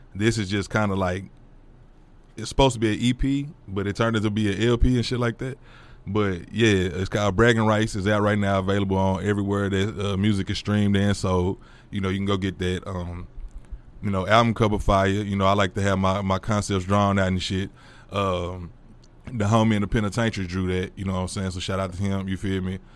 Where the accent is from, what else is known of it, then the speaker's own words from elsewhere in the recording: Fort Worth, Texas, United States; also born or lived in DeSoto / Midlothian; we moved from Fort Worth